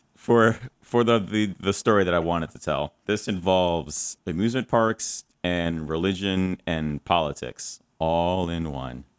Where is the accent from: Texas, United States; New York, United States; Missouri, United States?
New York, United States; New York City; I am, uh, a native New Yorker, born and raised in Harlem, where I currently am sitting at the moment.